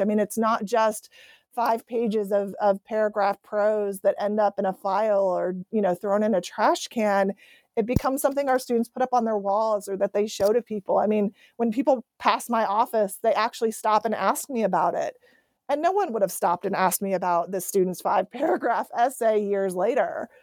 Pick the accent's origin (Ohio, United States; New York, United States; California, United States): Ohio, United States; I was raised in Ohio